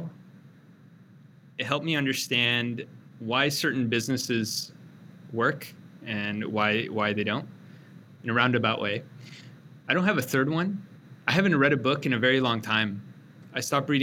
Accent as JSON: {"language": "English", "area": "Bay Area", "region": "California", "country": "United States", "tie": "born or raised there", "moved": "as an adult", "lives_now": "Austin, United States", "said": "growing up in the Bay Area"}